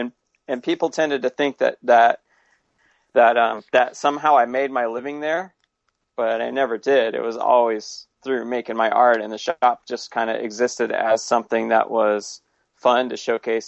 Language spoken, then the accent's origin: English; California, United States; also born or lived in Santa Ana; now in Portland, United States; No, I was born in Southern California and raised in Northern California.